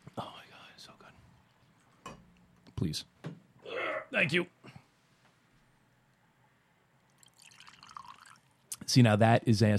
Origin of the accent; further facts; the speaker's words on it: New York City, New York, United States; growing up in New York City